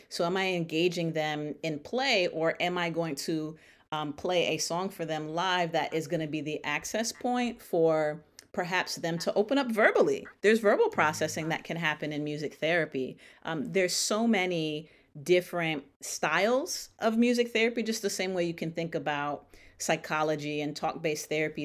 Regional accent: Stamford, Connecticut, United States; now in Dallas, United States; I am based currently in Dallas, Texas, but born and raised in Stamford, Connecticut

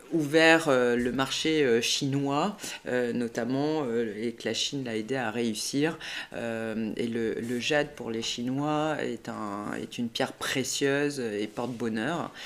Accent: Bordeaux, Nouvelle-Aquitaine, France; moved away as an adult; also born or lived in La Chaux-de-Fonds, Switzerland; quand on est bordelais

